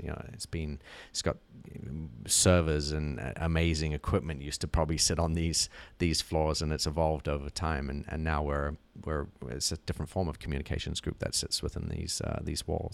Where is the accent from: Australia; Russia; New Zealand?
New Zealand; moved away; growing up in New Zealand